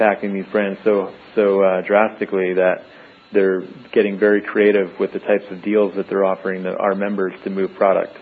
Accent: New York, United States; moved away as an adult; now in San Diego, United States; I actually grew up on the East Coast, so I was born and raised in New York, and I moved to San Diego in 2003

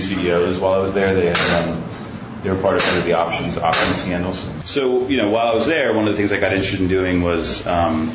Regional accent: Ohio, United States; moved away as an adult; now in New York City, United States; I grew up in Ohio, and I moved to New York to go to college, and I've been in New York for about 15 years now

